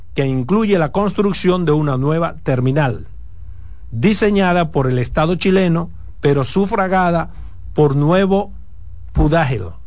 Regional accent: Dominican Republic; yo como ciudadano dominicano

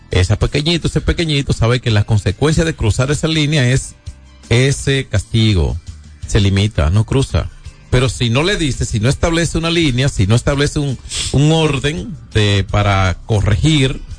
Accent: San Francisco de Macorís, Duarte, Dominican Republic; San Francisco de Macorís. Tierra mía, mi tierrita.

